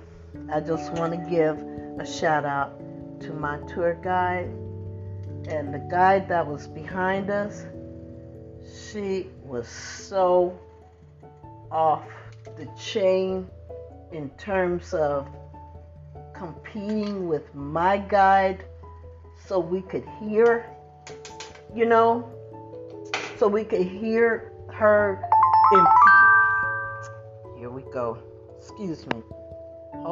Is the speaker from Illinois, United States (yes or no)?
no; New Jersey, United States; moved away; I grew up in New Jersey